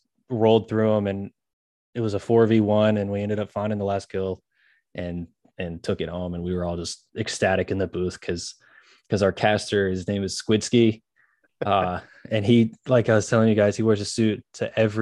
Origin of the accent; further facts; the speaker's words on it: Memphis, Tennessee, United States; now in Jonesboro, United States; I grew up in Memphis